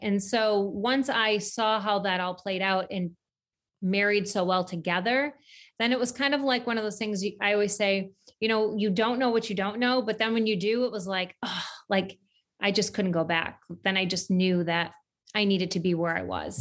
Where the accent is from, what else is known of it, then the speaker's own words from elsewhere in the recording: central New York, United States; I grew up in central New York